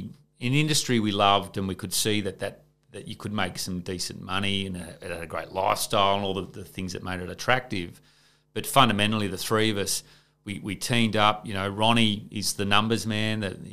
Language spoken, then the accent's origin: English; Gunnedah, New South Wales, Australia; Like Ron and I grew up together in Gunnedah in country New South Wales.